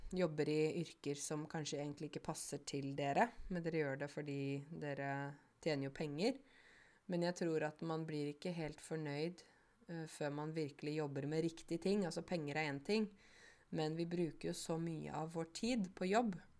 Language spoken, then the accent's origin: Norwegian; Modum, Buskerud, Norway; jobbet jeg på et museum der jeg kommer fra, som heter Blåfarveverket